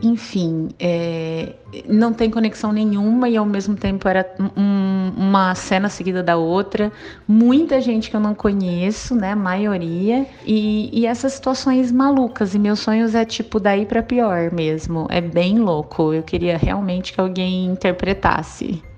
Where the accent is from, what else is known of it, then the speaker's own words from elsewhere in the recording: Ribeirão Preto, São Paulo, Brazil; sou de Ribeirão Preto